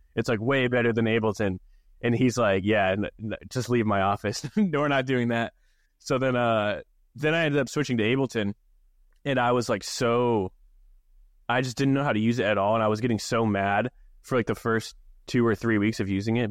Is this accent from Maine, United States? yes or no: yes; Maine, United States; growing up in Maine, small town